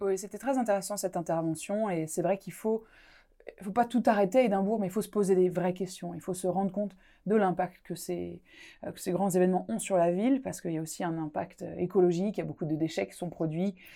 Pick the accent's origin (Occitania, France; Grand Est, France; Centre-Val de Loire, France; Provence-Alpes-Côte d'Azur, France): Grand Est, France; Alsace; accent: Alsatian; moved away as an adult; now in Scotland; dans ma région natale, l'Alsace